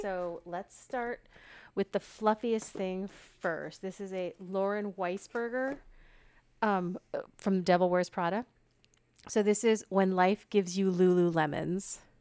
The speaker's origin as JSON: {"language": "English", "country": "United States", "said": "I am American"}